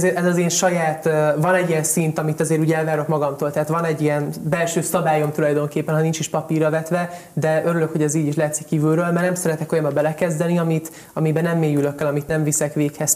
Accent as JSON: {"language": "Hungarian", "country": "Hungary", "also_born_or_lived": "Italy", "said": "Egy szuper Magyarországon, egy nagyon szuper német tanárom volt"}